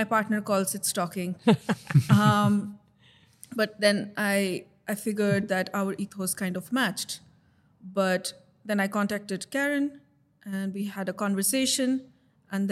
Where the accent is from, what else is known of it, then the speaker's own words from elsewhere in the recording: India; moved away as an adult; also born or lived in Dublin, Ireland; now in Wicklow, Ireland; I am from India